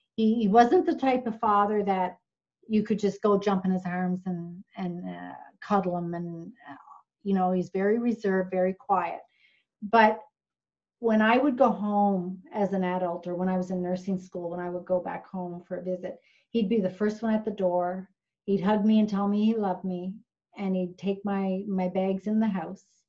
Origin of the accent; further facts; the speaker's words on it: Newfoundland and Labrador, Canada; moved away; I grew up in Newfoundland, we would have education week